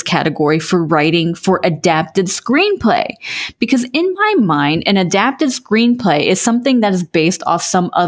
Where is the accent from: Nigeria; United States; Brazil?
United States; as an American